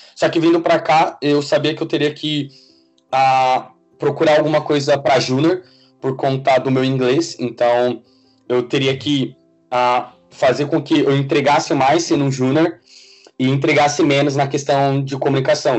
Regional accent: Suzano, São Paulo, Brazil; moved away as an adult; also born or lived in Butantã, São Paulo / Italy; now in London, United Kingdom; eu sou de São Paulo, nasci e morei durante minha vida toda na cidade de Suzano

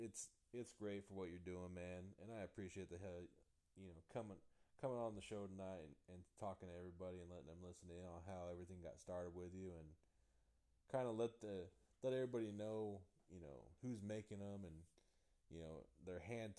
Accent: Modesto, California, United States; moved away as an adult; also born or lived in just above Los Angeles, California; now in Texas, United States; I grew up in Central California, like, Modesto area out there

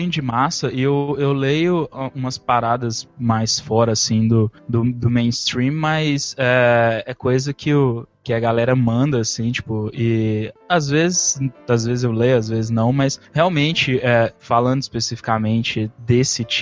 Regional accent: Coronel Fabriciano, Minas Gerais, Brazil; eu sou do interior de Minas, cara, de Coronel Fabriciano

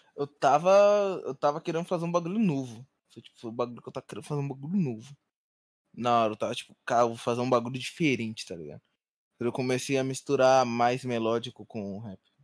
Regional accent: Rio de Janeiro, Brazil; moved away as an adult; Eu sou do Rio, né? Nativo do Rio.

